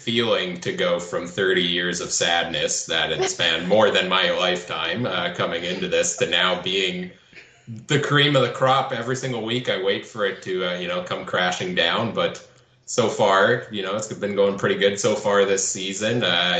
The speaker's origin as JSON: {"language": "English", "town": "Winnipeg", "region": "Manitoba", "country": "Canada", "said": "We're from Winnipeg"}